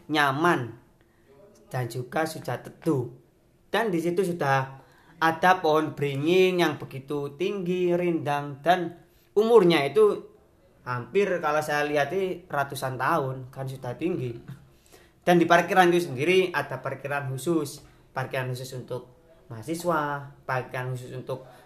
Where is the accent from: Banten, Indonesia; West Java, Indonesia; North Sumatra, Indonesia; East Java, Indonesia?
East Java, Indonesia; Pasuruan; born there; apalagi saya itu lahir di kota Pasuruan, di Kabupaten Pasuruan.